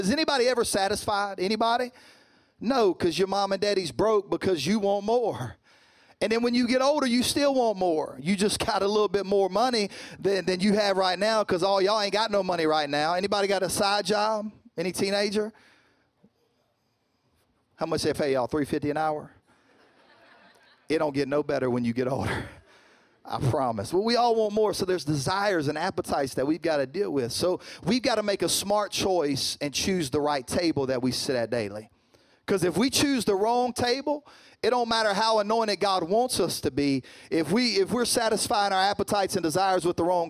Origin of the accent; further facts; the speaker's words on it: Louisiana, United States; I am from Louisiana, and I'm proud of it.